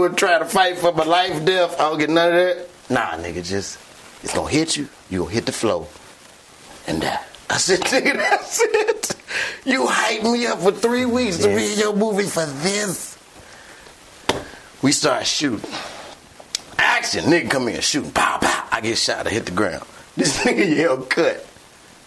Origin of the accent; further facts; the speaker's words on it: Chicago, Illinois, United States; I'm from Chicago